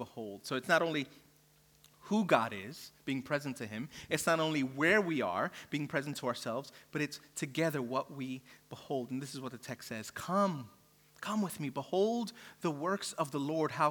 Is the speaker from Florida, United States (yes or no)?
no; New York City, New York, United States; now in Australia; I'm from New York City where, you know, the skyscrapers everywhere